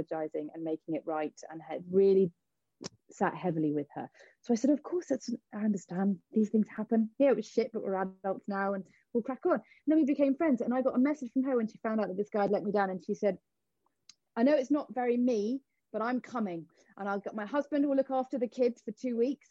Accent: Cornwall, South West England, United Kingdom; me being Cornish

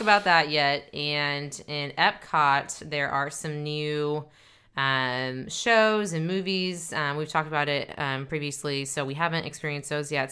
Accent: Dallas, Texas, United States; We are a couple from Dallas, Texas, uh, married couple

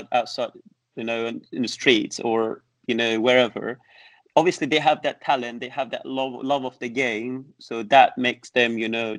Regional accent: Iran; English is a second language; moved away as an adult; also born or lived in Tehran / Netherlands; now in England; back home in Iran, we learn a little bit Arabic as well

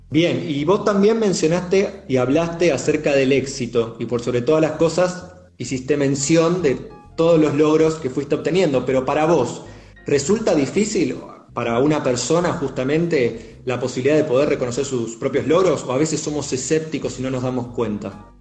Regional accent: Argentina; nuestro país

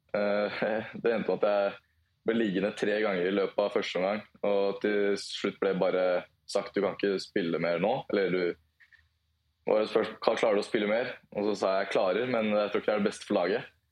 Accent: Lillestrøm, Akershus, Norway; Lillestrøm er delt opp i to, to bydeler, Volla og Vigernes, og det er eh, født og oppvokst på Volla.

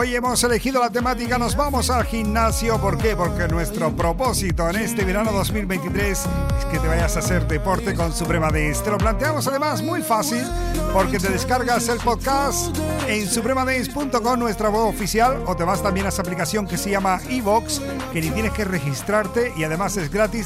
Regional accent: Canary Islands, Spain; Yo como soy canario

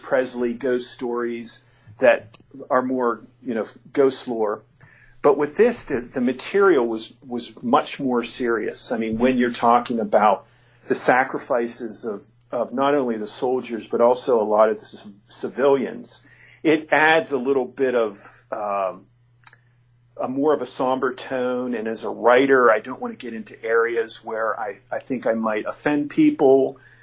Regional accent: near Penn State, Pennsylvania, United States; born or raised there

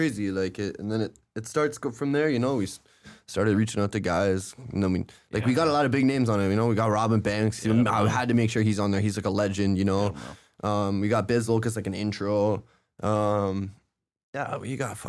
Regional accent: Pickering, Ontario, Canada; growing up in Pickering was good. It was just like regular shit. Oh, you know what I mean? And then I moved away from there when I was like 19, 20. But I grew up there mostly.

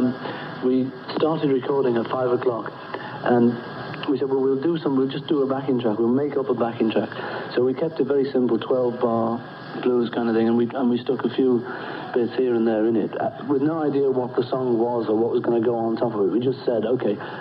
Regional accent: Liverpool, North West England, United Kingdom; I was born in Walton Hospital

